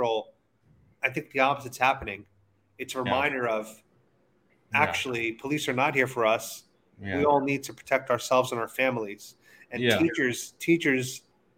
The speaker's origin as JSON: {"language": "English", "town": "New York City", "region": "New York", "country": "United States", "tie": "born or raised there", "moved": "yes", "lives_now": "Florida, United States", "said": "I grew up in New York City"}